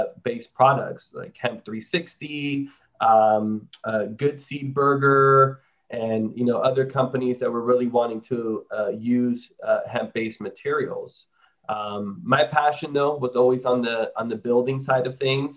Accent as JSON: {"language": "English", "town": "Miami", "region": "Florida", "country": "United States", "tie": "born or raised there", "moved": "as an adult", "lives_now": "Austin, United States", "said": "I'm born and raised in Miami, Florida, but I've lived here for 15 years in Austin."}